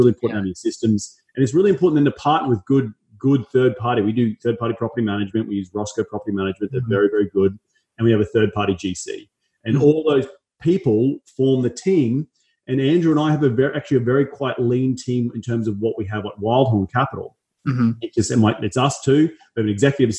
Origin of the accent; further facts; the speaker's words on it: Australia; also born or lived in Los Angeles; now in United States; I'm from Australia, go back there 2 or 3 times a year